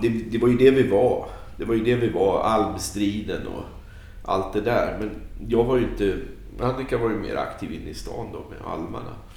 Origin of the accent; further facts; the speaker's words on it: Stockholm, Stockholm County, Sweden; moved away; also born or lived in Värnamo; jag är stockholmare